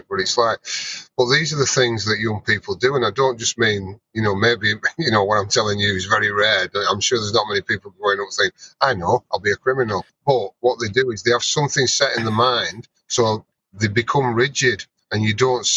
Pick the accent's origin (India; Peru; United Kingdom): United Kingdom; Burnley, North West England; moved away; I'm from Burnley, which is a small northern town in the UK.